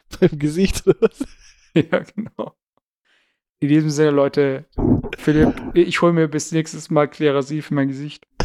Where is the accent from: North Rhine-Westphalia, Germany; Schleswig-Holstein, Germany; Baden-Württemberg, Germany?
Baden-Württemberg, Germany; accent: Swabian; Also ich mag Schwäbisch eigentlich und ich bin, ich fühle mich eigentlich immer noch als Schwabe so.